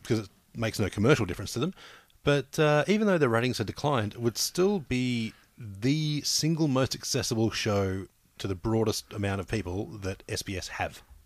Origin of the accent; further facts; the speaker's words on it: New South Wales, Australia; I'm from New South, New South Wales, so I go for the Blues in the state of origin